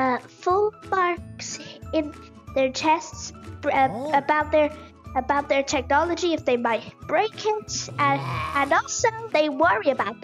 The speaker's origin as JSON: {"language": "English", "town": "Wexford", "region": "Leinster", "country": "Ireland", "said": "I'm 9 years old and I'm from Wexford."}